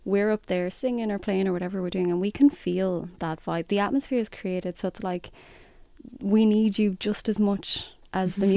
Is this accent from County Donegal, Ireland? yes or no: no; County Clare, Ireland; I'm from County Clare